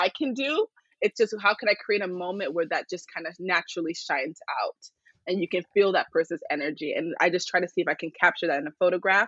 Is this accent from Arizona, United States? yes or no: yes; Phoenix, Arizona, United States; I was born here in Phoenix, Arizona